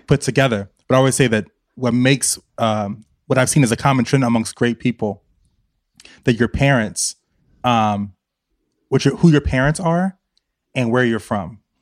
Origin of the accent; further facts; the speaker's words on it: Richmond, Virginia, United States; I'm from Virginia